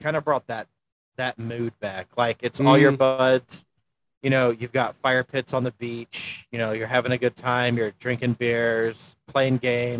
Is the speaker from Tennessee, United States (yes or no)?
yes; Tennessee, United States; I'm from Tennessee